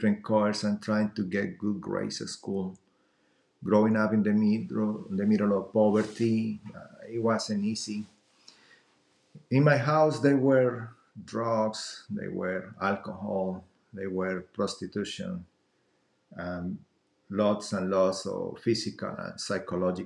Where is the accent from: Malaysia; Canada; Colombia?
Colombia; now in United States; I'm originally from Colombia